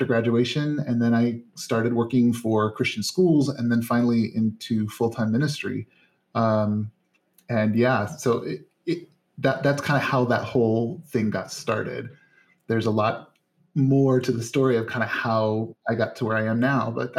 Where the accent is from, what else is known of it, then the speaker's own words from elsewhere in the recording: Northern Indiana, United States; I grew up in Northern Indiana